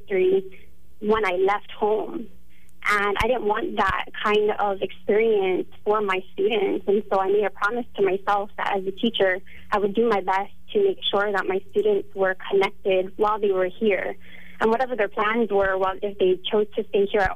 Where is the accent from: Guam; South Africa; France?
Guam; moved away as an adult; also born or lived in Hawaii; until I was 18 years old, when I left Guahan for college